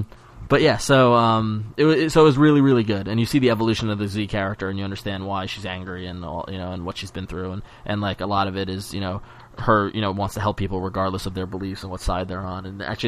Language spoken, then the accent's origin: English; New York, United States; we live here, and this is what happens. But as being a New Yorker